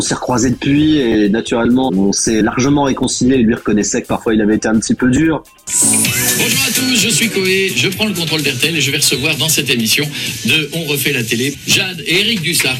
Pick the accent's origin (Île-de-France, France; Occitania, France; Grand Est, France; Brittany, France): Brittany, France; Breton; je suis breton